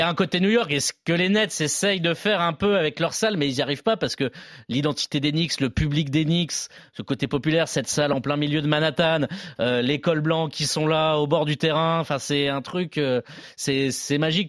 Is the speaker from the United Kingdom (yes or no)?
no; France; nous, en tant que Français